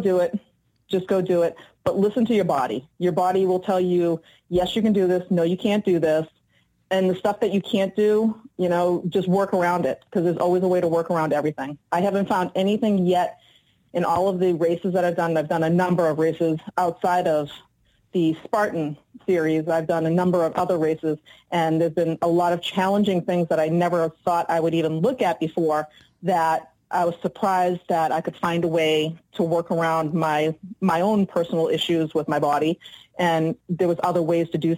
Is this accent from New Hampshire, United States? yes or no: yes; Salem, New Hampshire, United States; I'm from Salem, New Hampshire